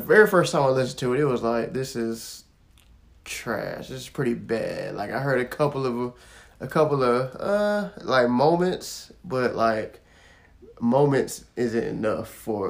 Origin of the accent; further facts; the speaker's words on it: Florida, United States; I'm from Florida.